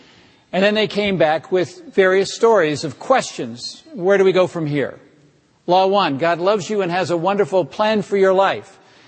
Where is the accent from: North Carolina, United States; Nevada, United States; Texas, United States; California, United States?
California, United States; Walnut Creek; also born or lived in Berkeley, California; I grew up in Berkeley. We grew up in Walnut Creek or near Walnut Creek, but went to church in Berkeley, First Presbyterian Church of Berkeley.